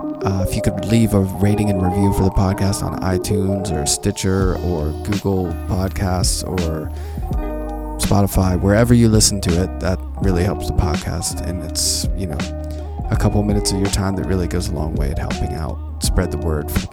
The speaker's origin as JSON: {"language": "English", "town": "Pittsburgh", "region": "Pennsylvania", "country": "United States", "tie": "born or raised there"}